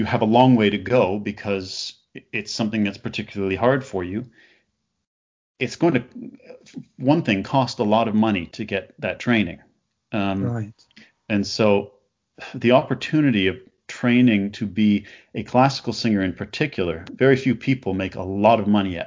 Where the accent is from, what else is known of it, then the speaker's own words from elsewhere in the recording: Canada; now in London, United Kingdom; I'm from Canada